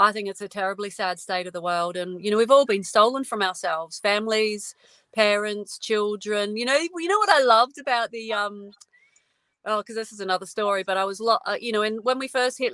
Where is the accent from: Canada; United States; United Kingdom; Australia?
Australia; Adelaide, South Australia; moved away; I'm an Adelaide girl, South Australia. I'm not there anymore, but I grew up there.